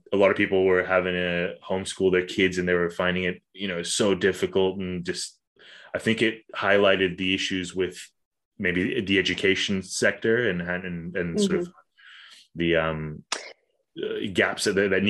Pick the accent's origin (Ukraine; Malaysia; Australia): Malaysia; Kuala Lumpur; moved away; I grew up in Kuala Lumpur, which is like just a concrete jungle basically.